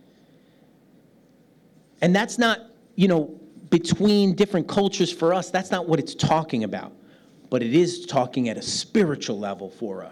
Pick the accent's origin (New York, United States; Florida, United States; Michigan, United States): New York, United States; New York City; moved away; I'm a New York City kid from the United States